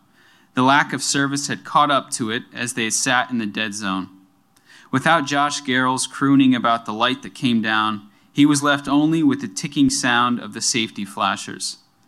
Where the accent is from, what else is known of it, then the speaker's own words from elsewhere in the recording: Buffalo, New York, United States; a really intense blizzard in Buffalo, New York, where I'm from